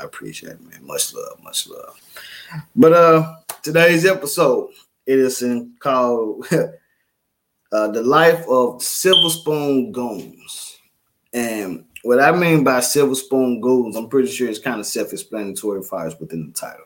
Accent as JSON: {"language": "English", "town": "Memphis", "region": "Tennessee", "country": "United States", "tie": "born or raised there", "said": "I grew up in Memphis, grew up in Orange Mound, and it was a tight-knit community"}